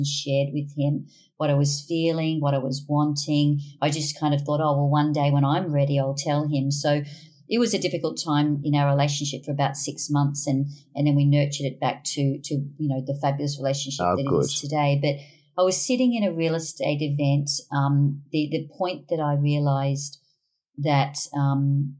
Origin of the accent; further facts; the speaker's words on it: Brisbane, Queensland, Australia; So we were all born and bred in Brisbane